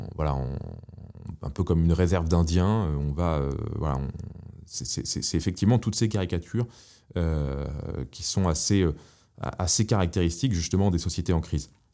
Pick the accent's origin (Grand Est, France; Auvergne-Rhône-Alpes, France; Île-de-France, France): Île-de-France, France; Paris; moved away; J'ai, grandi à Paris